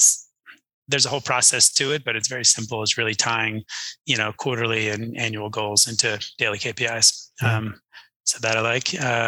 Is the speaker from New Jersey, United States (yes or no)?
yes; New Jersey, United States; now in Texas, United States; I grew up in New Jersey.